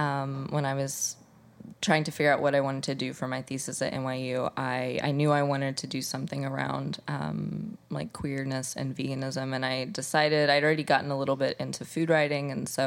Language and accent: English; Midwest, United States; you know, I was from the Midwest, so I was very kind of removed from the whole foodie culture